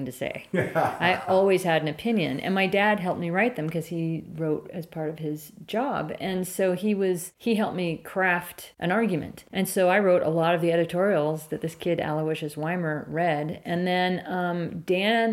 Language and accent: English; San Francisco, California, United States; also born or lived in Marin County / Mendocino; I grew up in San Francisco, and then we moved to Marin as a young preteen